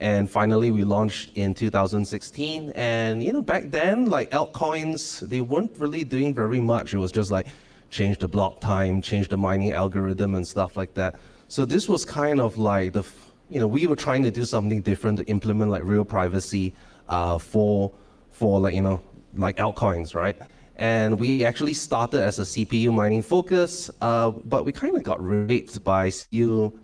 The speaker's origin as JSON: {"language": "English", "country": "Malaysia", "said": "I am from Malaysia."}